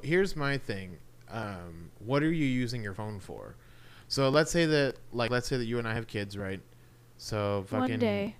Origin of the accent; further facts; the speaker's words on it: Mississippi, United States; moved away; I was raised in Mississippi, so I am quite the can't even say it with a straight face. I'm quite the Southern gentleman.